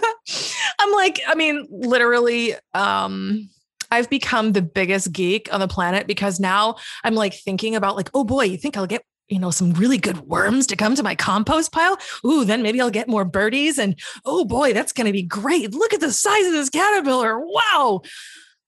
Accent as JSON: {"language": "English", "region": "Massachusetts", "country": "United States", "also_born_or_lived": "Hawaii", "moved": "yes", "lives_now": "Florida, United States", "said": "I'm from Massachusetts. Originally, I lived in Hawaii for a little while and then I moved here."}